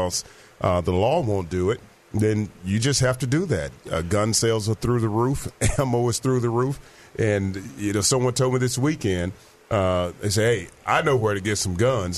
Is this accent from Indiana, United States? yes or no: no; Little Rock, Arkansas, United States; also born or lived in Fort Monmouth, New Jersey; they knew I was from Little Rock, Arkansas